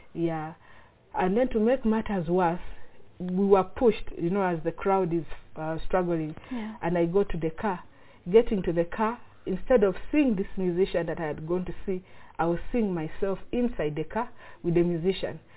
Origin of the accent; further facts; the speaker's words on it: Uganda; I'm from Uganda